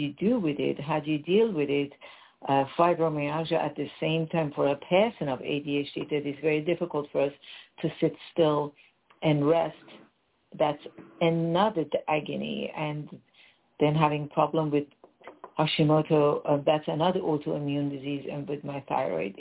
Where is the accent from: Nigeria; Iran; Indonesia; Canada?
Iran; English is a second language; moved away as an adult; also born or lived in England; now in United States; I was born and raised in Iran, and to pursue my happiness and my freedom at the age of 21, I left Iran and I went to England